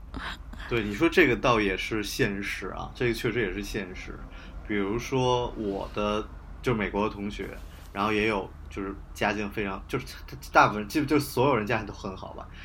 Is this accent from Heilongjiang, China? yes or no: no; Beijing, China; also born or lived in Hebei; 我在河北读的高中，但是我是北京的人嘛，就是我只是嗯。父母把我送去而已